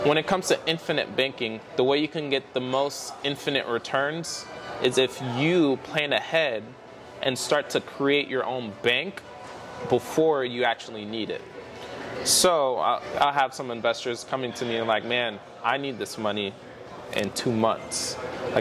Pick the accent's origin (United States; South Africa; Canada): United States; South Florida; I am from South Florida, born and raised there